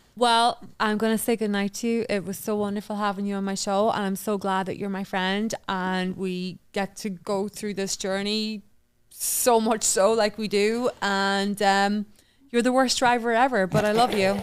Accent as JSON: {"language": "English", "town": "Newry", "region": "Northern Ireland", "country": "United Kingdom", "tie": "born or raised there", "also_born_or_lived": "Queens, New York", "moved": "as an adult", "lives_now": "Island Park, United States", "said": "the town that I grew up in, which is in Newry"}